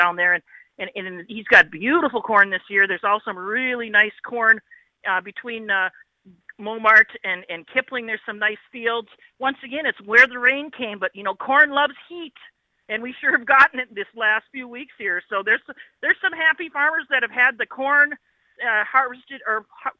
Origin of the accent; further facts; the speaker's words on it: United States; now in Saskatchewan, Canada; as an American